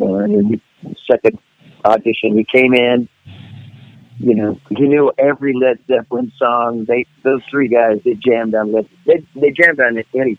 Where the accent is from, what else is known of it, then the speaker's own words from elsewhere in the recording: San Francisco Bay Area, California, United States; also born or lived in Los Angeles; I was from the San Francisco Bay Area